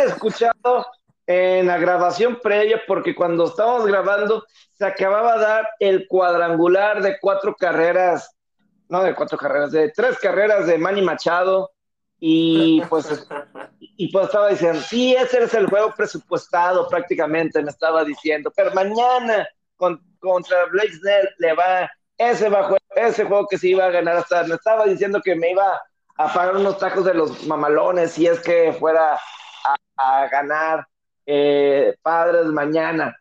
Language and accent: Spanish; Monterrey, Nuevo León, Mexico; soy la Sultana del Norte en Monterrey